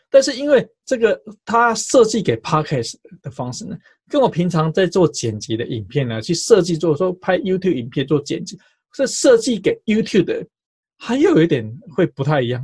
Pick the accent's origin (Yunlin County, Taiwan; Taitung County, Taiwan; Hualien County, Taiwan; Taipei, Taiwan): Taipei, Taiwan; 我记得我小时候在读建中的时候